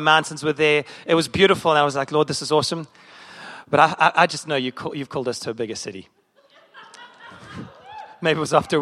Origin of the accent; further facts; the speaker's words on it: South Africa; moved away as an adult; now in Chicago, United States; As a South African